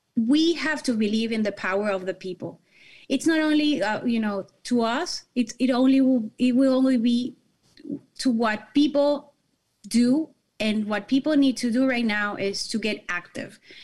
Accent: Caracas, Capital District, Venezuela; now in Miami, United States; I was born and raised in Caracas, Venezuela, but I moved to this beautiful country about twenty-three years ago

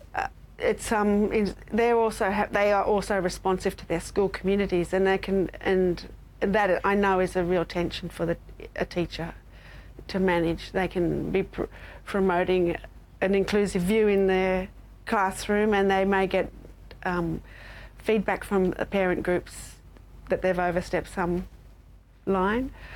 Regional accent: Australia; as an Australian

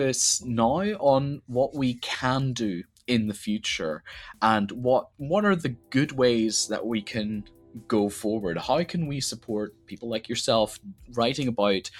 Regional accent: Northern Ireland, United Kingdom; I grew up in Northern Ireland

